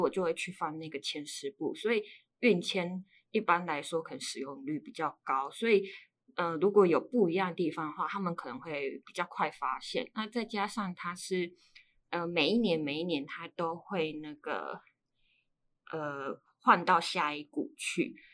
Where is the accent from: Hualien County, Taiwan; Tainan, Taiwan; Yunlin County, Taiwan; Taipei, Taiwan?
Yunlin County, Taiwan; 我是云林人